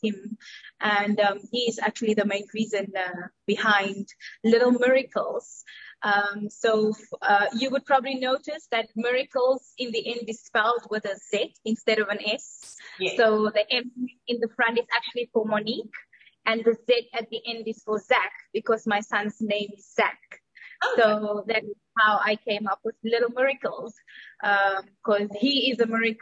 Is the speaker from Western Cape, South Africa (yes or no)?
yes; Cape Town, Western Cape, South Africa; moved away as an adult; now in Dubai, United Arab Emirates; I am from South Africa, or South African, living in Dubai for the past 11 years. But I already left South Africa 13 years ago